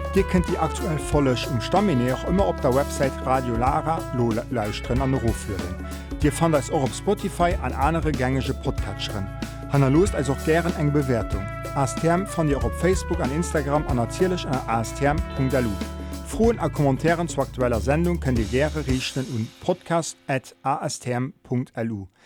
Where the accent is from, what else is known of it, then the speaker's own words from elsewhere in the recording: Luxembourg; moved away; in Luxemburg, wo ich aufgewachsen bin